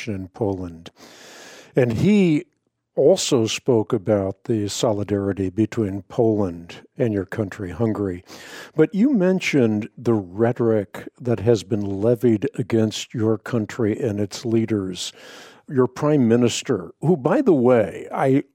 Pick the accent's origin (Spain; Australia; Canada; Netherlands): Netherlands; I was born in the Netherlands.